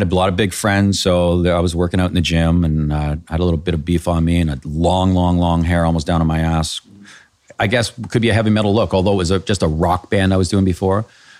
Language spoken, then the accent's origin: English; Canada; So that's because being Canadian.